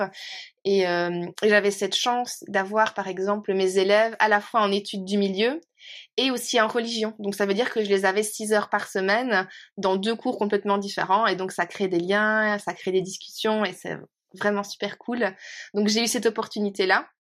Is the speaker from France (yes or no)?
no; Belgium; now in Norway; mon pays de cœur, euh, ça reste mon pays d'origine. ça reste chez moi, quoi. Ça reste la Belgique.